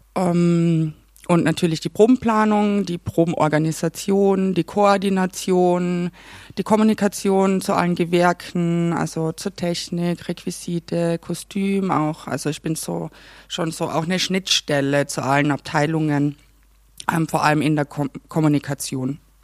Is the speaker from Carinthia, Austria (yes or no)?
yes; Klagenfurt, Carinthia, Austria; accent: Carinthian; moved away; Ich komme ja aus Kärnten, aus Klagenfurt.